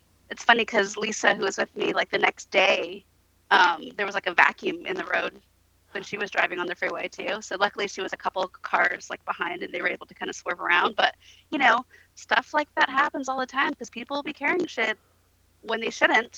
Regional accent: Northern California, United States; now in Los Angeles, United States; I'm from NorCal

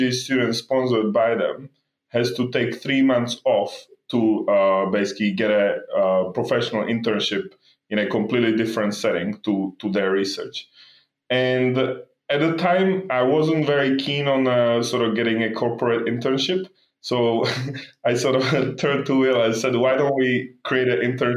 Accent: Slovakia; moved away; also born or lived in Belgium / London, United Kingdom; I grew up actually in Slovakia and then moved to Belgium before eventually ending up in London

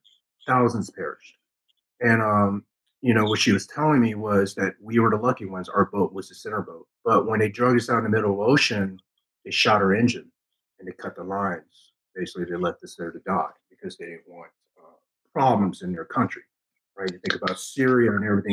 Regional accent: Ho Chi Minh City, Vietnam; now in United States; I was born in December 74 in Saigon, Vietnam

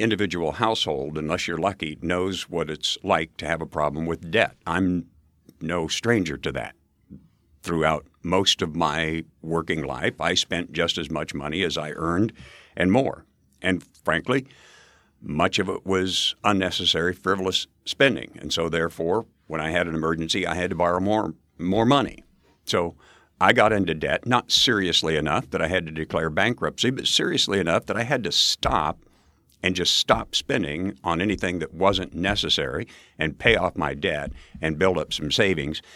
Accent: Valentine, Nebraska, United States; moved away as an adult; also born or lived in Edwardsville, Illinois; Outside of Valentine, Nebraska, population 2,600 went to a country school

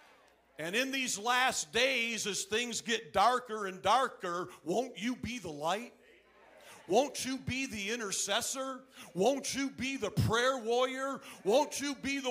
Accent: Flint, Michigan, United States; moved away; also born or lived in Ann Arbor, Michigan; I was born and raised in Michigan, born in Ann Arbor.

